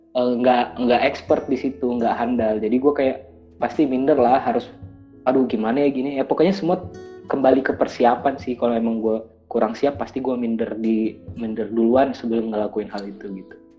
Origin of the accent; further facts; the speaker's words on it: Makassar, South Sulawesi, Indonesia; moved away; Gue orang Makassar